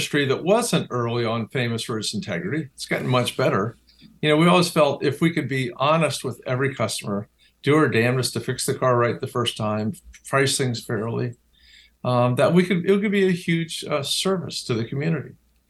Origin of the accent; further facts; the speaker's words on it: Washington, District of Columbia, United States; partly, maybe hugely, because of my grandmother and growing up in Washington, D.C., where politics is the cottage industry.